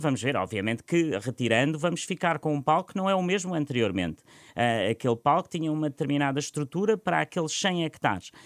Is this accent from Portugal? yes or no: yes; Portugal